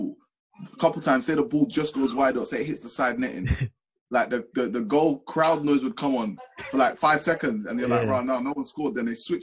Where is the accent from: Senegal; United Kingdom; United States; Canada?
United Kingdom; Rainham, East of England; moved away as an adult; also born or lived in Goodmayes; I've lived most like all my life, really, except from now. Until I moved out in Rainham in Essex